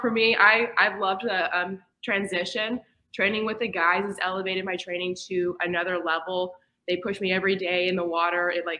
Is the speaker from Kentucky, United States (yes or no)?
yes; Lexington, Kentucky, United States; moved away; I'm a senior from Lexington, Kentucky